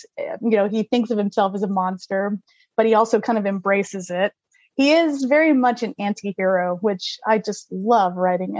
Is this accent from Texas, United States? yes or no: yes; Texas, United States; I was born and raised in Texas.